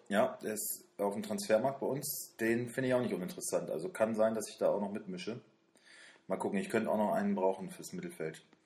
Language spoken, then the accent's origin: German; Wolfsburg, Lower Saxony, Germany; wir kommen beide aus Wolfsburg, wir wohnen hier